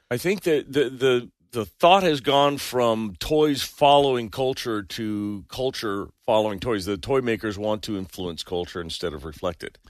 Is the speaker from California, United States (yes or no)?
yes; Bay Area, California, United States; I grew up in the Bay Area